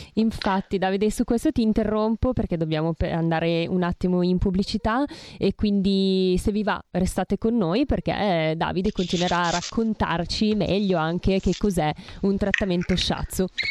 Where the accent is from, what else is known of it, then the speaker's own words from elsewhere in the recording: Bergamo, Lombardy, Italy; io poi sono bergamasca, figurati da noi si mangia tantissima carne